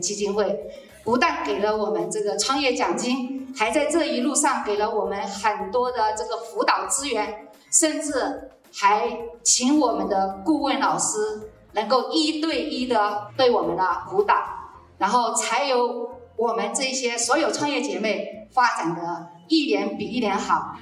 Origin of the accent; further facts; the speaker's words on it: Guilin, Guangxi, China; moved away as an adult; now in Taiwan; 我来自啊最美丽的广西桂林